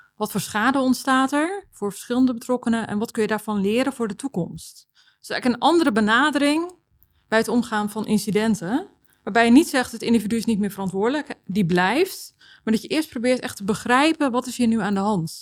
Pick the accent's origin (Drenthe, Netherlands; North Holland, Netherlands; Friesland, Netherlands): North Holland, Netherlands; Texel; moved away as an adult; also born or lived in Amsterdam; ik heb eh, opgegroeid op Texel